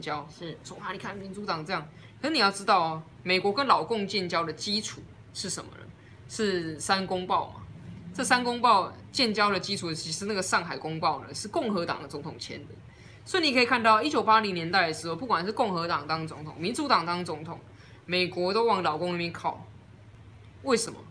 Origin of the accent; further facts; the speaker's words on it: Taiwan; 我们台湾人